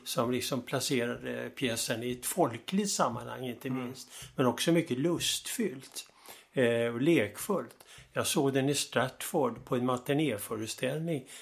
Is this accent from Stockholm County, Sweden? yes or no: yes; Stockholm, Stockholm County, Sweden; Jag växte upp i Stockholm